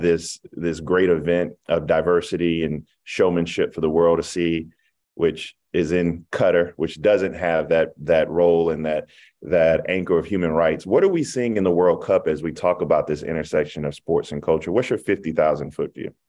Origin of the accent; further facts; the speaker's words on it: Denmark, South Carolina, United States; I'm from Denmark, South Carolina